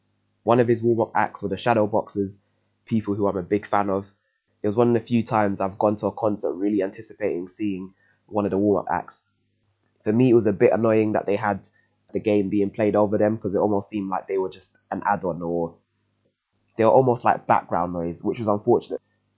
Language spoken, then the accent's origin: English; London, United Kingdom; for someone like myself growing up in the East End, which at the time was one of the most deprived areas in the UK